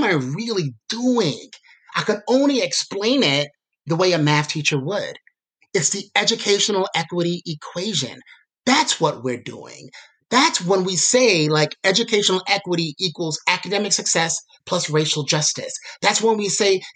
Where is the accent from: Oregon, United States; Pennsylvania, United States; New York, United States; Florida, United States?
New York, United States; New York City; a person that's growing up in Brooklyn